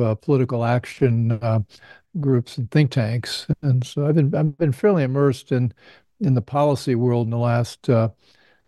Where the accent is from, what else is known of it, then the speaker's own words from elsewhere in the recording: Indiana, United States; I grew up in Indiana